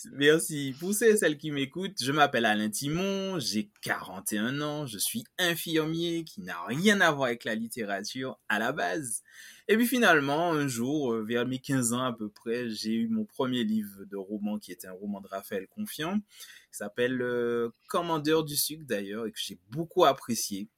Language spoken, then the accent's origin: French; Martinique; je parle en tant que Martiniquais